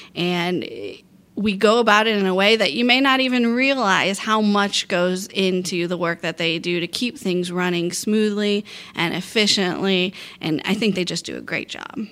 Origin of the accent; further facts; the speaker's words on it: Port Orange, Florida, United States; Port Orange, my hometown